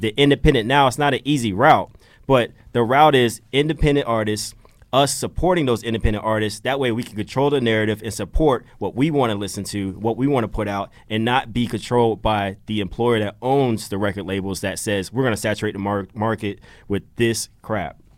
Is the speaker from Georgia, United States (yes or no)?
yes; Georgia, United States; moved away as an adult; now in Philadelphia, United States; I'm new to Philly. I'm from Georgia